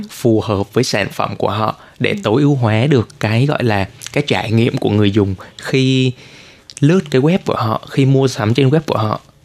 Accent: Vietnam; now in Taiwan; mình là người Việt

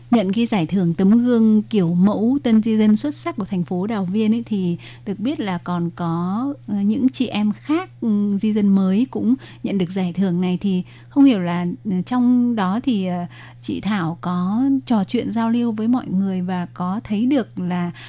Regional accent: Vietnam; người Việt của mình

